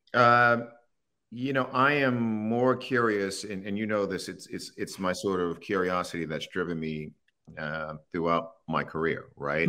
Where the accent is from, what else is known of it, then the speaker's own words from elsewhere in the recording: Baltimore, Maryland, United States; I grew up in Baltimore